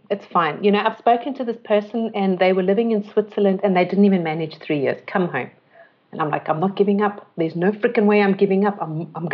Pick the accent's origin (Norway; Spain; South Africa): South Africa; moved away as an adult; also born or lived in London / Austria; growing up in South Africa